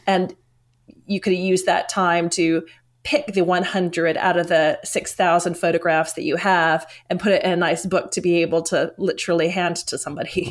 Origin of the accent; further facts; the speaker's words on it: United States; moved away as an adult; now in London, United Kingdom; originally I'm from the United States